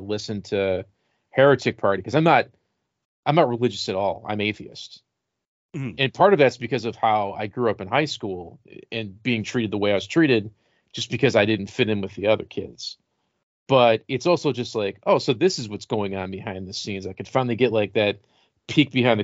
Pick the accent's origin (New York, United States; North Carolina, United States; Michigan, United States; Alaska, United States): New York, United States; Rochester; growing up in Rochester, the youth group that was like the mafia was called Young Life